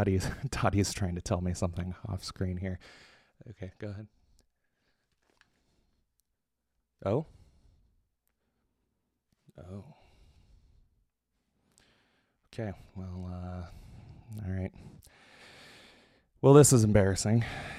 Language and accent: English; United States; I'm American